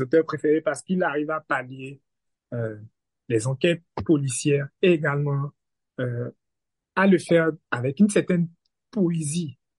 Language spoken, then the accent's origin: French; Benin; je suis béninois